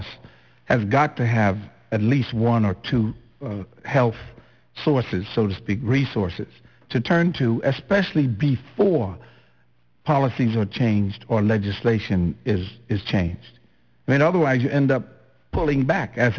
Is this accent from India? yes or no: no; Flatts, Bermuda; In Warwick, I was from Flats